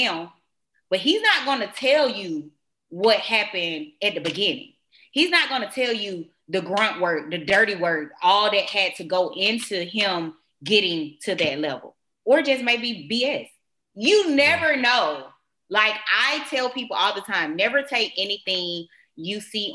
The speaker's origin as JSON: {"language": "English", "town": "Atlanta", "region": "Georgia", "country": "United States", "said": "I am from Atlanta"}